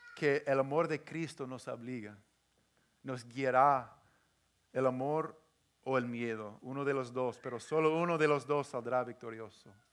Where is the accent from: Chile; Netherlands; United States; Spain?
United States; the Northwest, Pacific Northwest; yo crecí aquí en, en el Northwest, esa gente tan cerrada